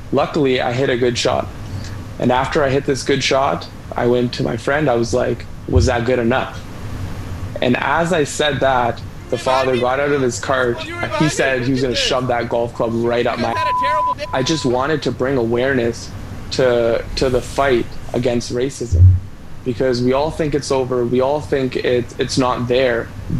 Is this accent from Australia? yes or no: no; Canada; I was born here. I'm a Canadian.